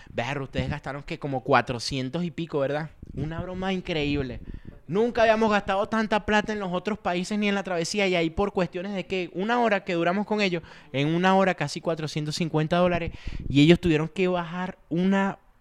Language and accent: Spanish; Caracas, Capital District, Venezuela; moved away as an adult; yo soy de Caracas, ¿de qué parte? La Avenida Victoria